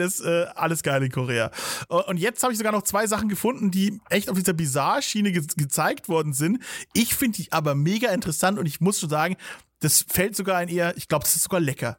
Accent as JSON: {"language": "German", "region": "Bavaria", "country": "Germany", "said": "als Bayer"}